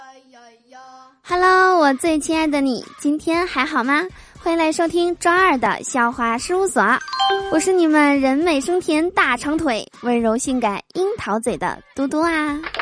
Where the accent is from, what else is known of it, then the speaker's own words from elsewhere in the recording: Northeast China, China; 我总感觉这个东北人是特指的我呀